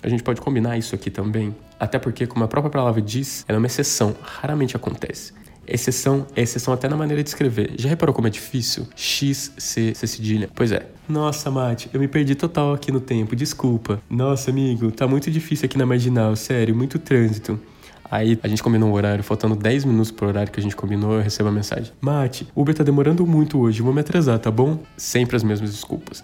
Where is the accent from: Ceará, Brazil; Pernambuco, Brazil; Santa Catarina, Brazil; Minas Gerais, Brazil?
Minas Gerais, Brazil; moved away as an adult; now in São Paulo, Brazil; eu sou de Minas, que eu moro em São Paulo faz uns seis anos